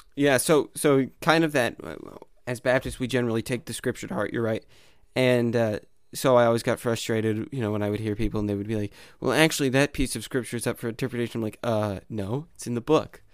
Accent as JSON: {"language": "English", "region": "Arkansas", "country": "United States", "said": "I'm from Arkansas"}